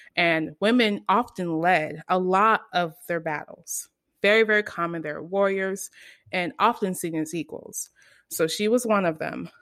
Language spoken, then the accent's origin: English; United States; I'm American